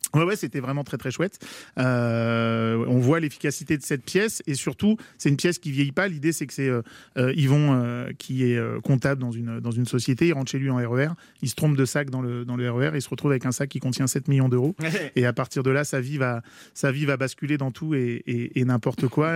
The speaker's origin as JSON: {"language": "French", "area": "Paris region", "region": "Île-de-France", "country": "France", "tie": "born or raised there", "also_born_or_lived": "Versailles", "said": "moi je suis né à Versailles, j'ai grandi en région parisienne"}